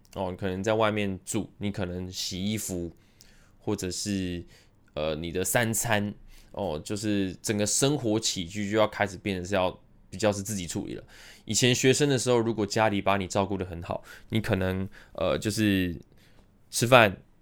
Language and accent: Chinese; Taiwan; also born or lived in United States; 我是在美国出生，但是美国出生大概到幼稚园左右我就回来台湾了